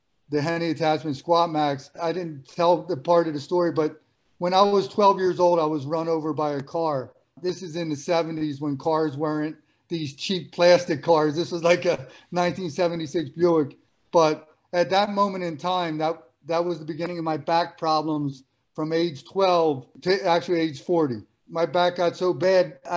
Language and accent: English; Philadelphia, Pennsylvania, United States; growing up in Philadelphia, it was part Rocky.